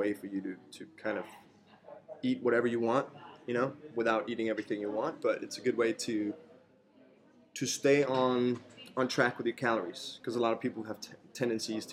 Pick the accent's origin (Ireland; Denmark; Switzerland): Denmark; also born or lived in North Dakota, United States; I grew up in Denmark.